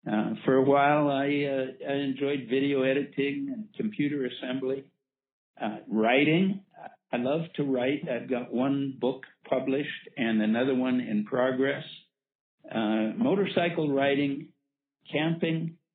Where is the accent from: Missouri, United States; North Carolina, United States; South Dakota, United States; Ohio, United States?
South Dakota, United States; Black Hills of; I was born and raised in the Black Hills of South Dakota.